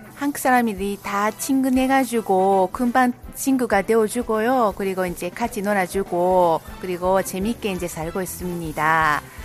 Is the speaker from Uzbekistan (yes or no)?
yes; Uzbekistan; Korean is a second language; now in South Korea; 우즈베키스탄에서 온